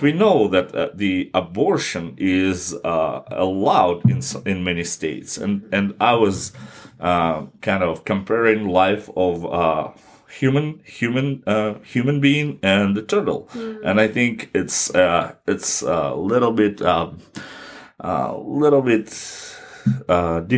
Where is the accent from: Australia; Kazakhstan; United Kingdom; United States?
Kazakhstan; my church, my home country